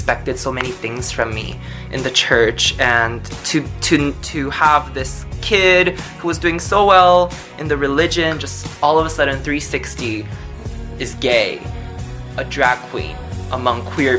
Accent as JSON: {"language": "English", "country": "South Korea", "also_born_or_lived": "Shanghai", "moved": "yes", "said": "I'm originally from Korea."}